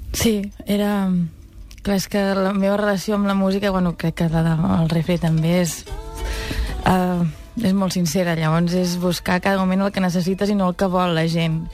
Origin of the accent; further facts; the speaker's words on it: Catalonia, Spain; sóc molt catalana